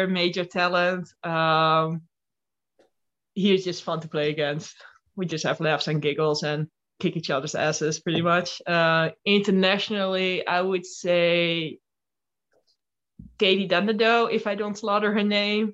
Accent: Den Helder, North Holland, Netherlands; English is a second language; now in Arnhem, Netherlands; I come from Den Helder.

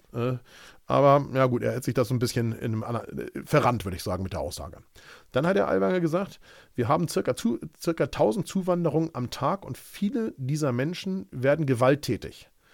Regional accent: Hamburg, Germany; Ich bin Hamburger Jung und nur weil ich paar hundert Meter vom Ortsschild entfernt wohne

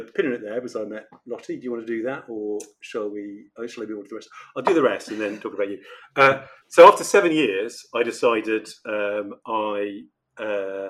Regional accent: Oxford, South East England, United Kingdom; now in London, United Kingdom; I grew up in Oxford, which is very small, very beautiful, very quiet, relatively speaking

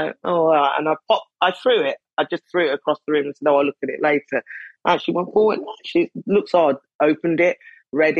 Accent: United Kingdom; I'm British

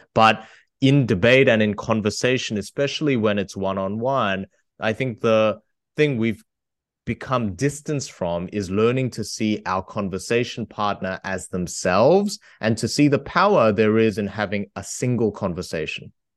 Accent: Australia; I come from Australia

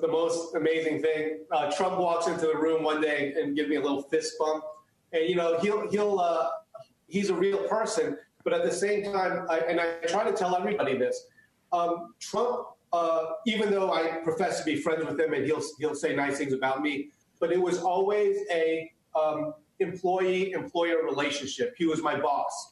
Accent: United States; first language Chinese; English is a second language; My parents came here legally, and so I was born in the United States

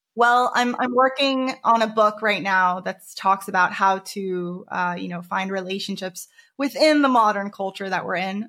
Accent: United States; moved away; I grew up in America for ten years

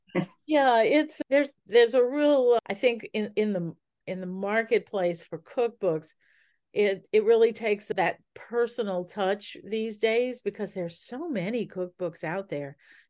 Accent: Louisiana, United States; I'm from Louisiana.

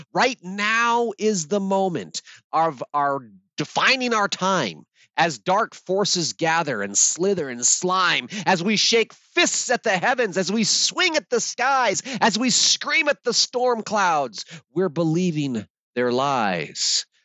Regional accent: Alaska, United States; I grew up in Alaska in a plywood shack.

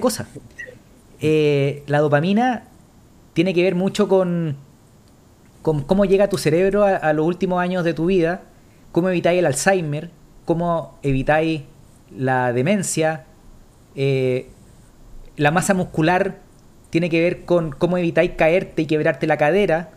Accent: Chile; nosotros somos chilenos

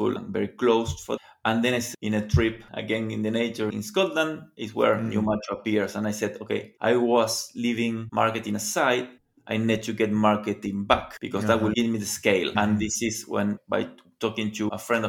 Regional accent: Argentina; I am from Argentina

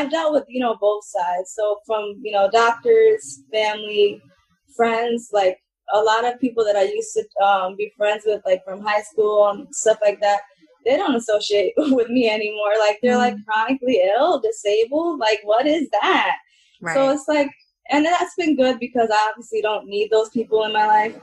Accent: Middletown, New York, United States; I grew up in here in Middletown, New York, you know, where I still am today

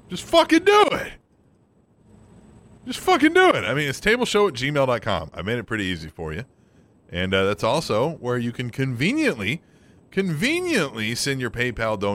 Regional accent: Australia; Except I didn't have that when I grew up in Australia.

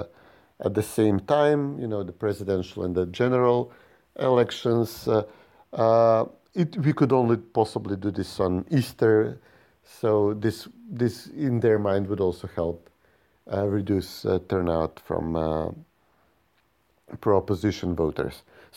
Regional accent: North Macedonia

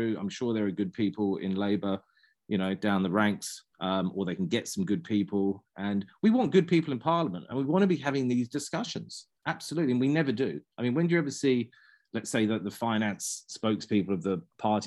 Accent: London, United Kingdom; also born or lived in Christchurch; now in New Zealand; I grew up cycling in London

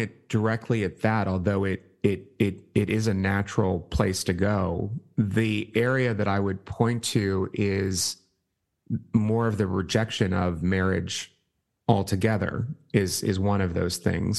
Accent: Pittsburgh, Pennsylvania, United States; moved away as an adult; I'm from Pittsburgh.

